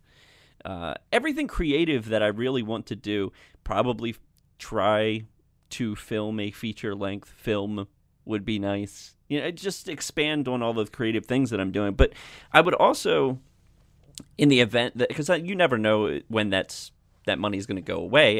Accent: Maryland, United States; my home state of Maryland

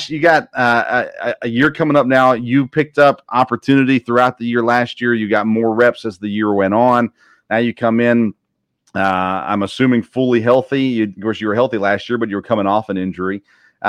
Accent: Murfreesboro, Tennessee, United States; I grew up in Tennessee, in Murfreesboro, where Middle Tennessee State is

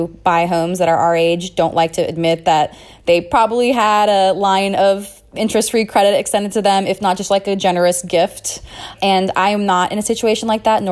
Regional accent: San Francisco, California, United States; I am from San Francisco

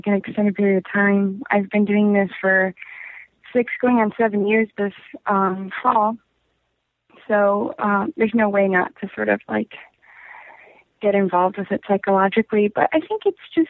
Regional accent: Golden Valley, Minnesota, United States; I'm from Minnesota. I'm from like a first ring suburb of Minneapolis

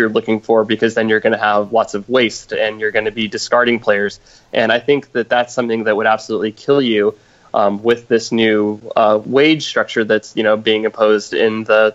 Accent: United States; being American

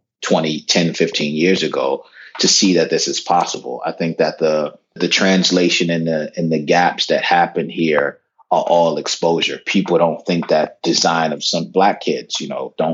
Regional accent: Washington, District of Columbia, United States; I'm a kid from Northwest D.C. growing up in the 80s, pre-gentrified D.C.

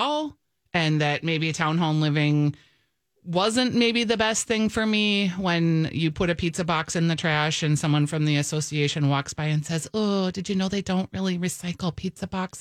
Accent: Bloomington, Minnesota, United States; I grew up in Bloomington

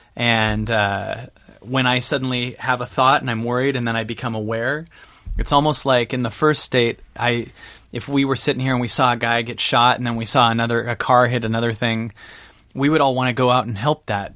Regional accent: Seattle, Washington, United States; now in Calabasas, United States; I'm from Seattle

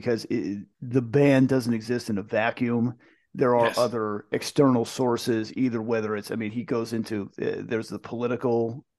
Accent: East Coast, United States; Even for me growing up on the East Coast, it was still like, yeah, California is the Wild West.

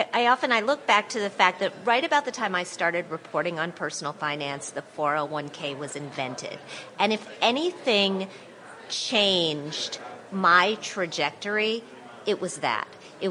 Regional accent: Wisconsin, United States; also born or lived in Indiana / West Virginia; now in New York, United States; I am from the Midwest. I grew up in Wisconsin

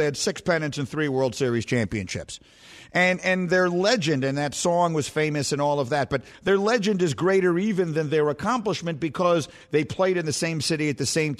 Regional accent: New York City, New York, United States; growing up in New York City as I did

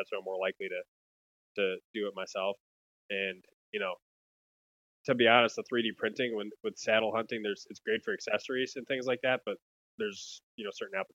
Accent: Wisconsin, United States; now in Minnesota, United States; And I grew up in Wisconsin

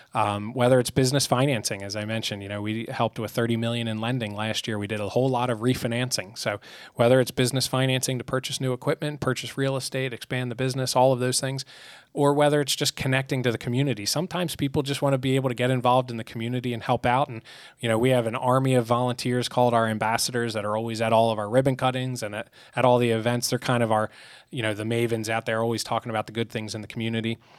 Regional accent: outside Philadelphia, Pennsylvania, United States; moved away as an adult; now in York County, United States; I grew up outside Philadelphia, came to York for York College

